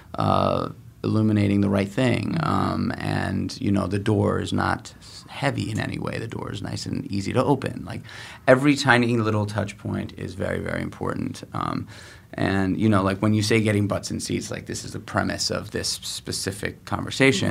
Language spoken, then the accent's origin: English; New York City, New York, United States; I was born and raised in New York City